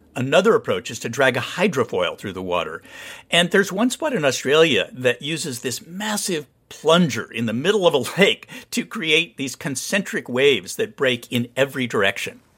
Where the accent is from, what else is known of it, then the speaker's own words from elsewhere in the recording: Santa Barbara, California, United States; moved away; I grew up surfing around Santa Barbara